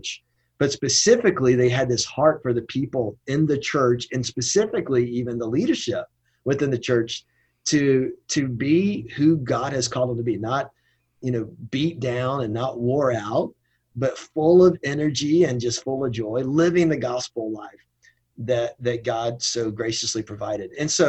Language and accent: English; Shelby, North Carolina, United States; moved away; I grew up in Shelby, North Carolina, Cleveland County, with my dad.